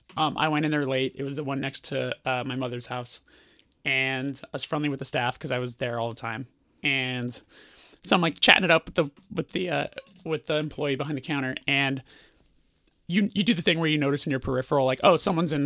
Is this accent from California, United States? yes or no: yes; Burbank, California, United States; Burbank, California.